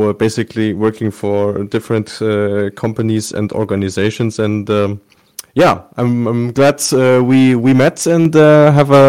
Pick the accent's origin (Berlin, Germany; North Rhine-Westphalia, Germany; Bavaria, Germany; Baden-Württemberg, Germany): North Rhine-Westphalia, Germany; Bielefeld; my my hometown uh, Bielefeld is uh, located at uh, 100 meters above uh, sea level, so we don't have uh, uh, real mountains here, barely snow.